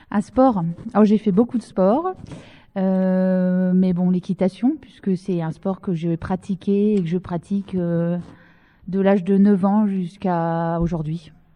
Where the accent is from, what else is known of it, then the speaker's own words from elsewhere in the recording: Dijon, Bourgogne-Franche-Comté, France; moved away as an adult; now in Bohain-en-Vermandois, France; c'est mon académie euh, d'origine, c'est-à-dire que je suis née à Dijon et je suis venue ici euh, pour ma première mutation après mon concours.